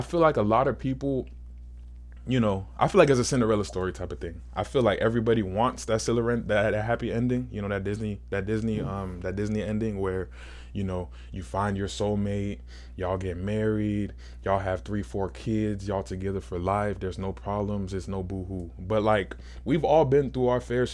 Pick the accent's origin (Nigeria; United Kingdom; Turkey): Nigeria; I'm Nigerian